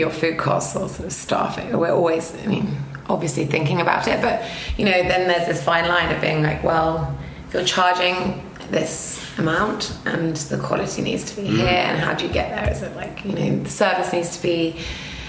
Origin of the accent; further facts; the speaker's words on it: Aldeburgh, East of England, United Kingdom; now in New York, United States; I come from Albra